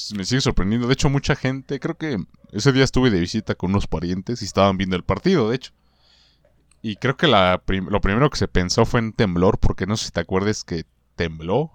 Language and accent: Spanish; Mexico; En mi país todo conservador